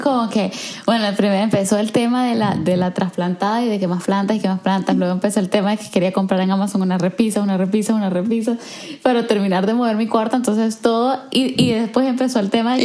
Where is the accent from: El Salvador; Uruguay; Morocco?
El Salvador; first language Spanish; moved away; habiendo crecido en El Salvador, como que, por ejemplo, yo crecí en una sociedad sumamente homogénea